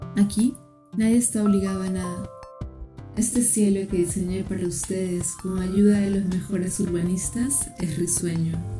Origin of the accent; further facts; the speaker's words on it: Lima, Peru; Nací en Lima, Perú.